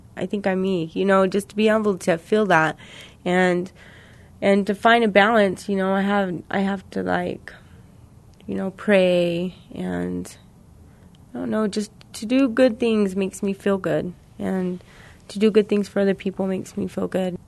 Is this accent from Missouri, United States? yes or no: yes; Missouri, United States; now in New Mexico, United States; I'm from Missouri